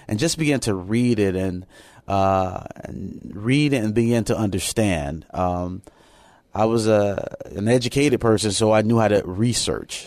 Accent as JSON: {"language": "English", "town": "Chicago", "region": "Illinois", "country": "United States", "also_born_or_lived": "Japan", "moved": "yes", "said": "I'm originally from Chicago, Illinois"}